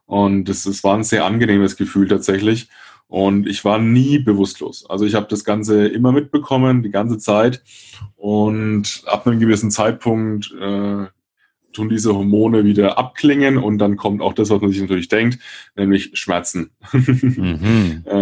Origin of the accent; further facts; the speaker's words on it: Würzburg, Bavaria, Germany; Franken, aus Würzburg, um genau zu sein.